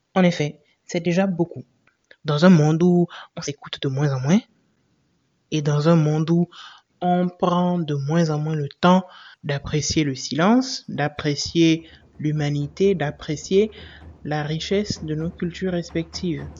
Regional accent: Benin; chez nous au Bénin

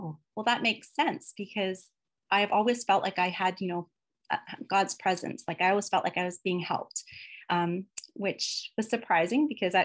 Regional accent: London, Ontario, Canada; I moved to London, Ontario when I was about 3 years old, and so I've lived there for most of my life.

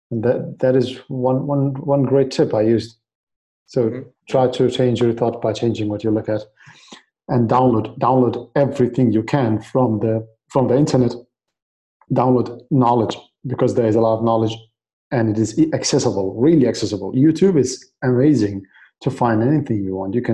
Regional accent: Baghdad, Baghdad Governorate, Iraq; English is a second language; moved away; So I came. I came from Iraq. Uh, we moved in 2003 uh, because mm. of the war, the the invasion of Iraq

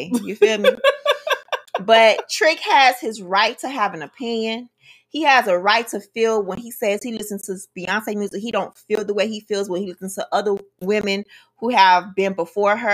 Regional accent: Miami, Florida, United States; that's the type of people that we are anyway from Miami.

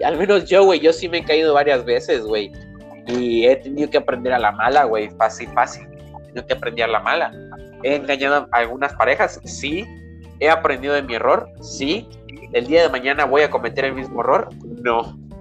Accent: Mexico; soy mexicano, oriundo, nacido, criado

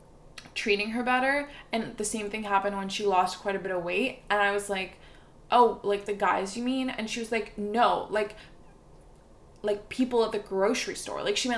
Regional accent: Montreal, Quebec, Canada; born there; as much as I love McGill and I love Montreal because I was born in Montreal, and I can't take Montreal citizenship

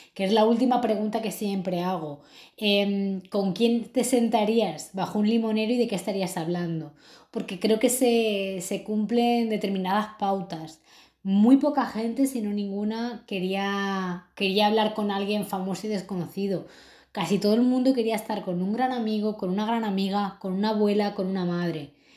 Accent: Madrid, Community of Madrid, Spain; moved away as an adult; now in Lisbon, Portugal; yo soy de Madrid, he crecido ahí

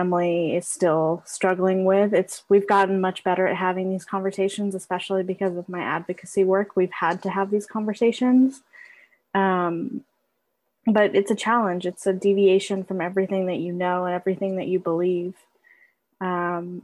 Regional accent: Berkeley, California, United States; I'm from Berkeley, California. I'm the child of immigrants

